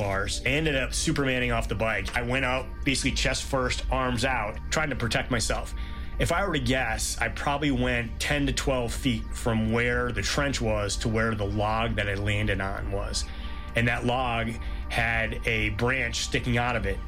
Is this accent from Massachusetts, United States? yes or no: yes; Norfolk, Massachusetts, United States; I'm from Norfolk, Massachusetts